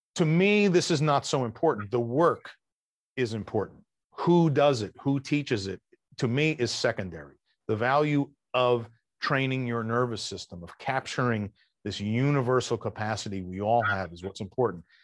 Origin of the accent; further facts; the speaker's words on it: New York, United States; I'm from New York